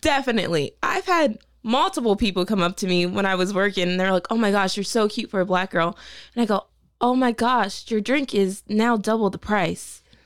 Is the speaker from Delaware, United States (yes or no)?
yes; Middletown, Delaware, United States; I'm from Middletown, Delaware.